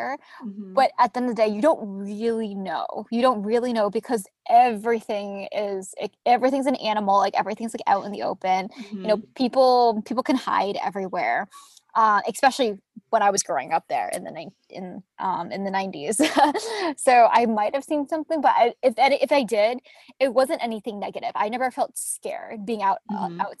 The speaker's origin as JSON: {"language": "English", "region": "Arizona", "country": "United States", "tie": "born or raised there", "said": "I grew up in Arizona"}